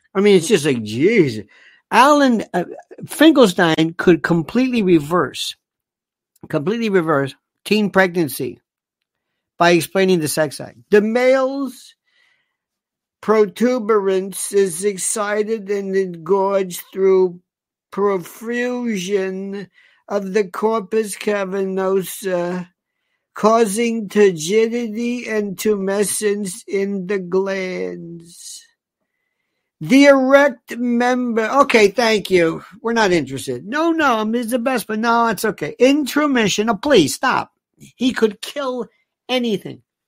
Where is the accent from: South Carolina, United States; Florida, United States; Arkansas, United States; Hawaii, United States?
Florida, United States; Tampa; Tampa, my hometown